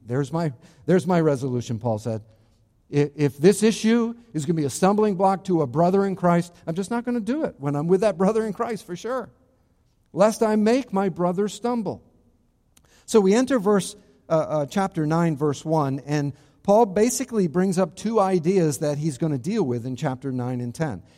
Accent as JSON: {"language": "English", "town": "Charlestown", "region": "Rhode Island", "country": "United States", "tie": "born or raised there", "said": "my hometown in New England, not Florida, in New England, in Rhode Island specifically, in Charlestown, Rhode Island, very specifically. That's my hometown"}